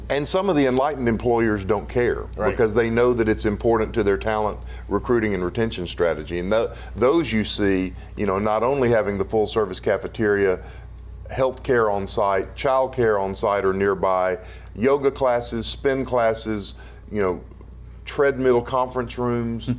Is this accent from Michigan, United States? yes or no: no; Dallas, Texas, United States; my hometown of Dallas, Texas